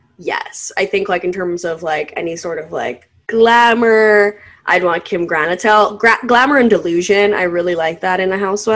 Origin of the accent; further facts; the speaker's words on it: New Jersey, United States; I'm from New Jersey